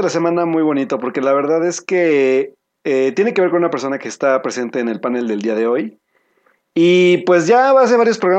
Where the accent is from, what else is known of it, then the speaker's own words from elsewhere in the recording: Veracruz, Mexico; soy de Veracruz.